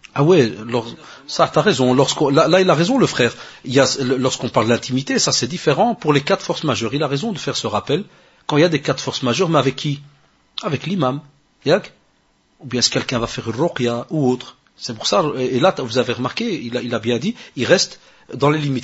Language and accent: French; Morocco; chez nous au Maroc